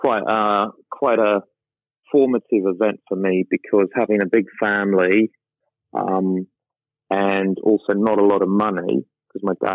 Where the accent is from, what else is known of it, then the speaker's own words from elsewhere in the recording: Sydney, New South Wales, Australia; moved away as an adult; also born or lived in London; I spent my entire life growing up in the Rockdale, Cogra, Brighton Leigh Sands area of Sydney